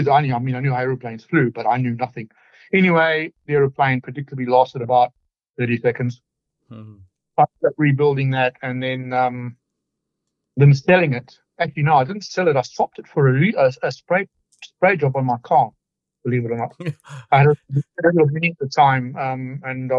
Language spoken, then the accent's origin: English; Zimbabwe; moved away as an adult; also born or lived in United Kingdom; now in Victoria, Australia; I actually grew up in Zimbabwe, which was formerly Rhodesia for the people over 50